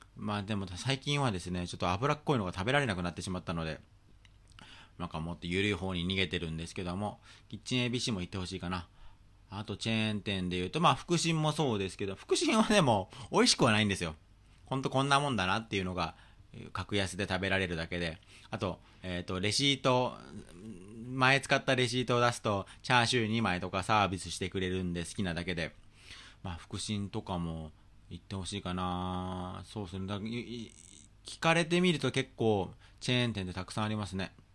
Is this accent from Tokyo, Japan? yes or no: yes; Tokyo, Japan; 一応僕はもうずっと東京出身で、東京育ちなんで